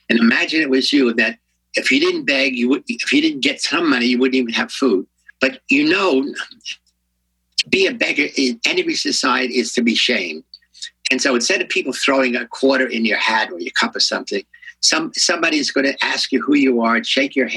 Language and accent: English; New York, United States; moved away as an adult; now in San Francisco, United States; I'm a New Yorker